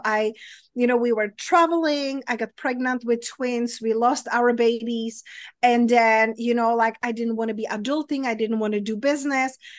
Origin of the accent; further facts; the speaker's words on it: Czechia; accent: Czech; English is a second language; moved away; my accent, it's weird, but it's from Europe, it's from Czech Republic